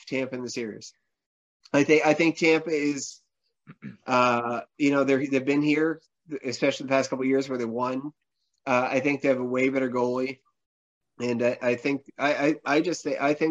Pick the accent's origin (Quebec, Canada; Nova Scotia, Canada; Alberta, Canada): Nova Scotia, Canada